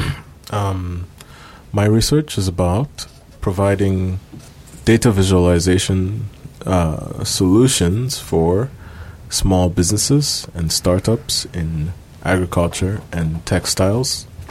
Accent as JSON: {"language": "Japanese", "country": "Zambia", "second_language": "Japanese", "moved": "as an adult", "lives_now": "Japan", "said": "ザンビアから来ました"}